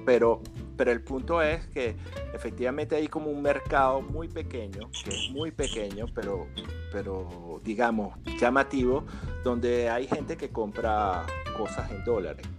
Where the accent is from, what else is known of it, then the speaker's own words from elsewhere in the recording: Venezuela; como nosotros estamos en el mundo del café y somos venezolanos